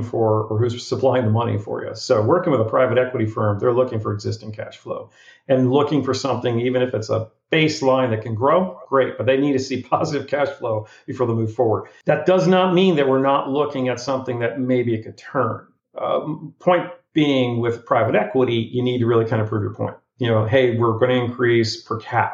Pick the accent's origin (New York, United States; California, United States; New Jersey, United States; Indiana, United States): New Jersey, United States; now in Florida, United States; my growing up in New Jersey